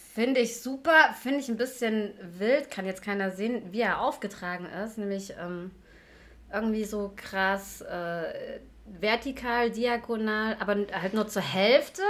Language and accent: German; Leipzig, Saxony, Germany; ich bin 39 Jahre alt und äh, komme aus Leipzig.